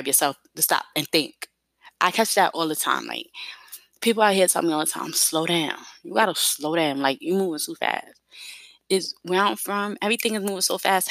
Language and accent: English; New York City, New York, United States; moved away as an adult; I'm from New York, but I'm also from Brooklyn. I'm also from East New York and also raised in the Bedford-Stuyvesant as well.